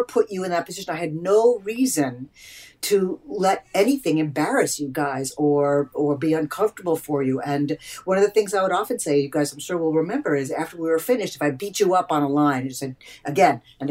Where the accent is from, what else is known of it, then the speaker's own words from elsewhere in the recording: Eastern Long Island, New York, United States; moved away as an adult; now in Los Angeles, United States; I grew up on Eastern Long Island, one of eight kids, Italian Jewish family